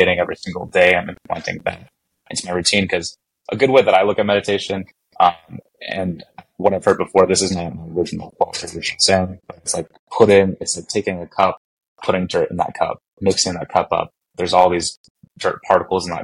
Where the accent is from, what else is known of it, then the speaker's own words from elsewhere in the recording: Montana, United States; I grew up in Montana